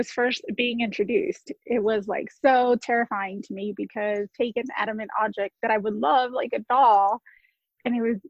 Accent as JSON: {"language": "English", "region": "Texas", "country": "United States", "said": "I'm from Texas."}